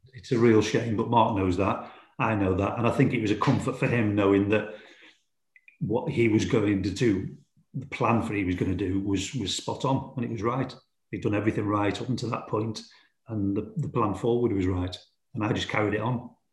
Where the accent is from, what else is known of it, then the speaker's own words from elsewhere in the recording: Stoke-on-Trent, West Midlands, United Kingdom; Port Vale is my hometown club